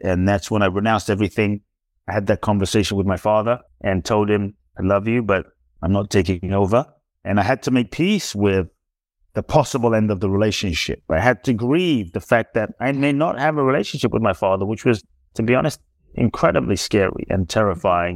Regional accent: London, United Kingdom; also born or lived in Ghana; now in United States; I was born in Ghana, West Africa. My father's from Ghana. My mother is Japanese. I grew up in London. I live in the U S

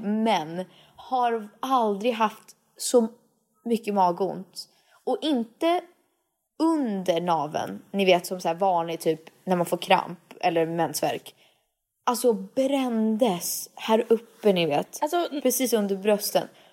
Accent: Sweden; egentligen så är jag ju mer svensk än amerikansk. Jag är ju född här

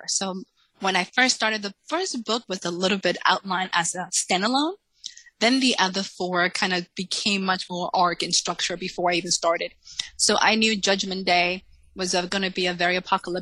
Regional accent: Salem, Massachusetts, United States; English is a second language; moved away as an adult; also born or lived in Dominican Republic / New York City; now in Texas, United States; I actually grew up in Salem, Massachusetts. So when we moved from Dominican Republic, we moved to Salem

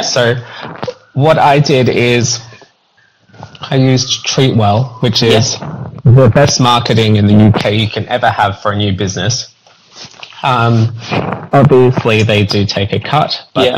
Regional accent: Australia; now in United Kingdom; I'm I'm Australian, so it's a bit different back home.

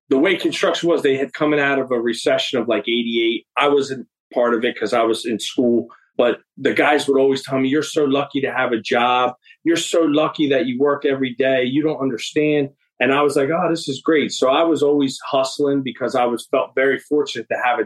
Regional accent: Vineland, New Jersey, United States; I'm from the Vineland area.

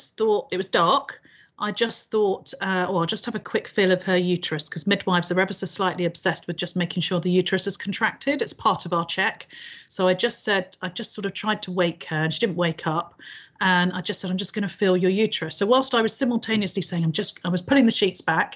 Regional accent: United Kingdom; we are very British about things

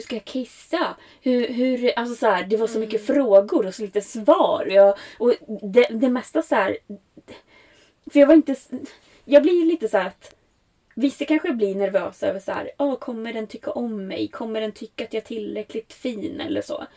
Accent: Sweden; det här är ju ändå mitt hemland

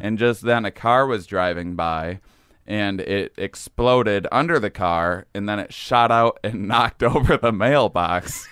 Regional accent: near La Crosse, small town in Wisconsin, United States; moved away as an adult; also born or lived in Boston / New York; I grew up in Wisconsin, small town in Wisconsin.

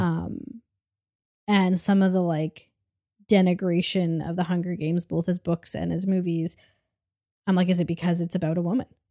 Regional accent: Canada; I'm Canadian

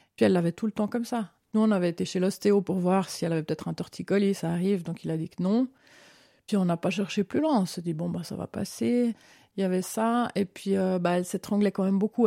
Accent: Lausanne, Vaud, Switzerland; moved away as an adult; also born or lived in Vevey / Solothurn / Bern / Italy; now in Canton of Fribourg, Switzerland; j'ai grandi à Vevey puis à Lausanne

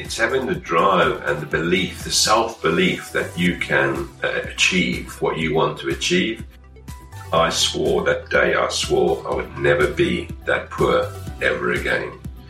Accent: Durban, KwaZulu-Natal, South Africa; also born or lived in Namibia / Zimbabwe; now in United Kingdom; I'm originally from South Africa, so I was born out in Namibia, in Southwest Africa. Lived across in South Africa, in the Durban and Natal area, went and spent a number of years up in Zimbabwe, and then came back down to Johannesburg.

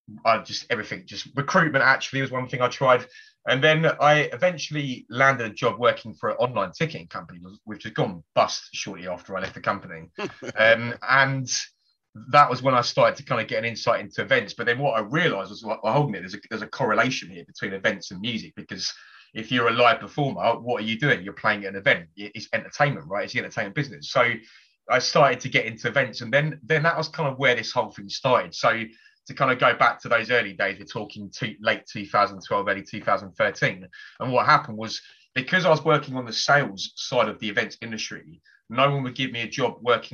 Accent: Hertfordshire, East of England, United Kingdom; moved away as an adult; also born or lived in Bedfordshire; now in London, United Kingdom; I was born in Bedfordshire, but we moved to Hertfordshire when I was probably about 4 years old.

